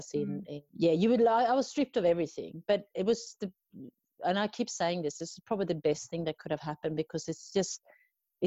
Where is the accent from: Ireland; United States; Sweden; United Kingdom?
Sweden; moved away as an adult; now in Australia; I'm originally from Sweden, but I've been living in Australia for the last 20 years.